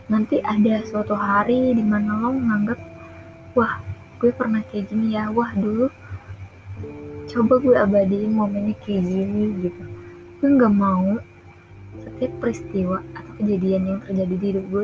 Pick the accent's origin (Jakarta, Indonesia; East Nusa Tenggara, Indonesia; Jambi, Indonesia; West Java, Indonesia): Jambi, Indonesia; aku orang Jambi ya tinggal di Tanjung Jabung Barat aku SD di sini SMP di sini dan SMA di sini